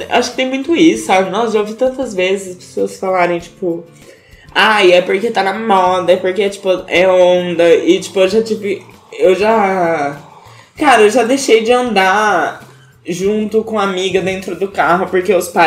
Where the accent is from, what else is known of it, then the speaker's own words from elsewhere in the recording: Arapongas, Paraná, Brazil; born there; É, eu nasci em Arapongas